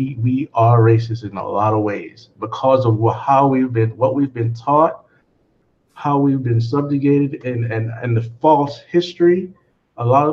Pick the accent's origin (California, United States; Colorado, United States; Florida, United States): Florida, United States; Miami; also born or lived in Jamaica; I was born there, but I came up here pretty young. I think 4 or 5 years old